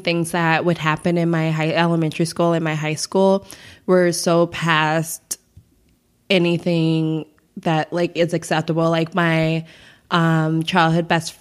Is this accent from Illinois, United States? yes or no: yes; Chicago, Illinois, United States; growing up on the South Side of Chicago